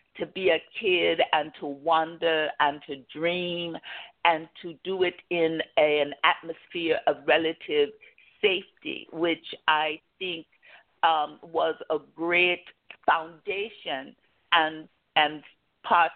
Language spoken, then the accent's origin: English; Kansas, United States; small towns like the one I grew up in Kansas